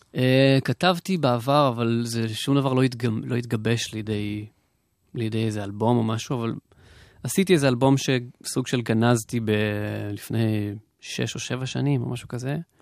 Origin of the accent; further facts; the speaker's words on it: the South, Southern District, Israel; אני מהדרום